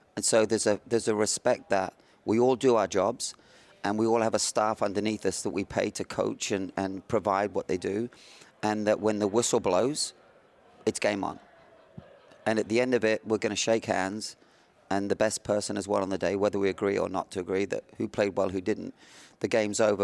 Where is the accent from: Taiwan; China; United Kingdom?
United Kingdom; south of England; also born or lived in the Midlands; now in United States; living in, uh, south of England, born in the Midlands